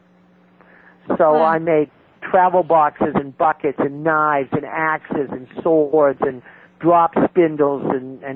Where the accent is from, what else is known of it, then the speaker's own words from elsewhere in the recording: New Hampshire, United States; I'm a Yankee. I'm from New Hampshire